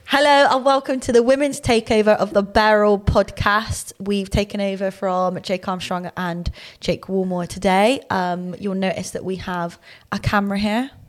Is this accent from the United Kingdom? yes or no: yes; Bristol, South West England, United Kingdom; accent: thick Bristolian; Obviously, very thick Bristolian